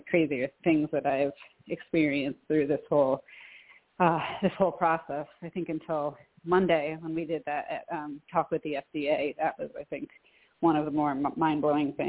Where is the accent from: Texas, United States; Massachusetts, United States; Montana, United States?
Massachusetts, United States; Western; now in Troy, United States; I live in Troy, New York, and I'm originally from Western Massachusetts